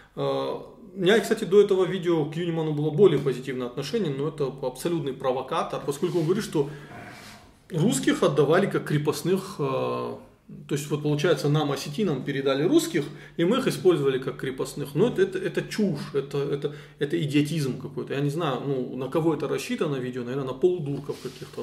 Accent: North Caucasus, Russia; мы живем на своей земле

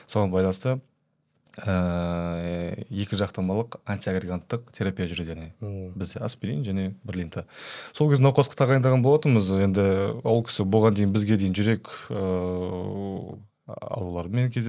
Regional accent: Kazakhstan; енді қазақпыз ғой бәрібір

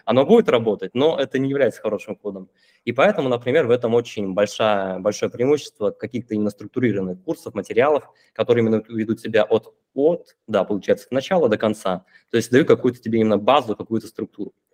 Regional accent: Irkutsk, Irkutsk Oblast, Russia; now in Limassol, Cyprus; Я, получается, из Сибири, из Иркутска. Сейчас я нахожусь в Лимассоле

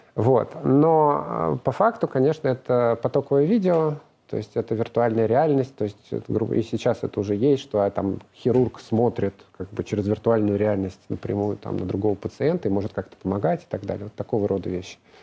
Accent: Moscow, Russia; Я москвич, родился в Москве

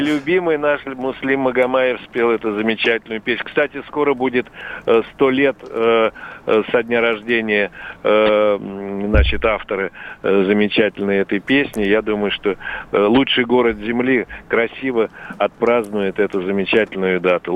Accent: Moscow, Russia; Я вообще родился на Плющихе

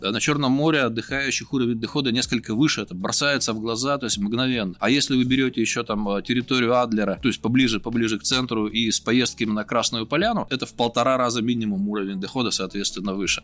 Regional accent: Yekaterinburg, Sverdlovsk Oblast, Russia; Я говорю, нет, из Екатеринбурга

